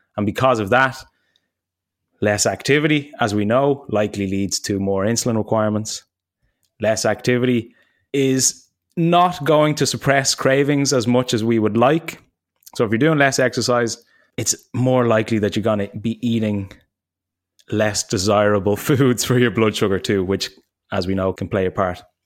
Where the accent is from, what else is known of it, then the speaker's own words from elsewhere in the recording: Ireland; also born or lived in United States; when I came home from the States after, like, two years, I hadn't seen my parents in probably, like, a year and a half or something. And I was coming to land in Dublin